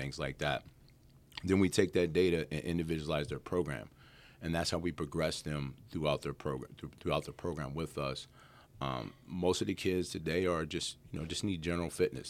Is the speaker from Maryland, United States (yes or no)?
yes; Hagerstown, Maryland, United States; moved away as an adult; also born or lived in Harrisburg, Pennsylvania; now in Winchester, United States; I'm originally from Harrisburg, Pennsylvania, um, but then I grew up in Hagerstown, Maryland.